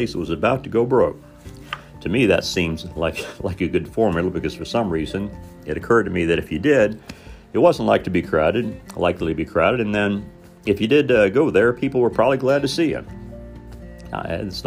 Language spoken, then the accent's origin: English; Southern Indiana, United States; growing up in Southern Indiana